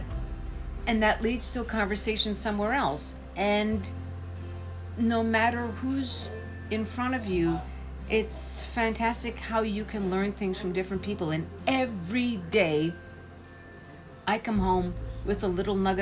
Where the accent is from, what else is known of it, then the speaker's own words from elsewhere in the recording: Montreal, Quebec, Canada; moved away as an adult; I grew up in Montreal